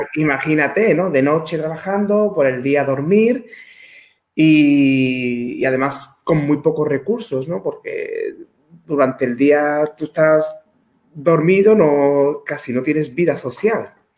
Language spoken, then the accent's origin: Spanish; Dos Hermanas, Andalusia, Spain; soy natural de Sevilla, de dos hermanas. Es un pueblo de Sevilla, hace 42 años que vivo aquí, es decir, desde que nací.